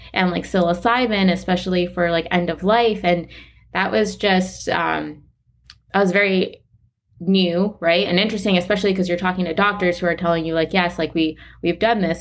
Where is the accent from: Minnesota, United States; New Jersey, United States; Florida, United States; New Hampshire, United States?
Florida, United States; Weston; I grew up in South Florida. One of the ta-, like, the town I'm from is Weston